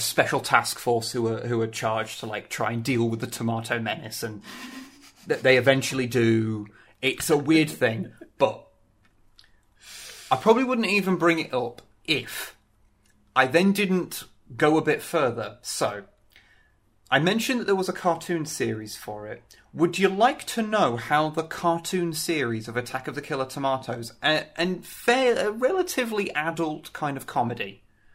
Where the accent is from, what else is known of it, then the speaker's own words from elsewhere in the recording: United Kingdom; I am British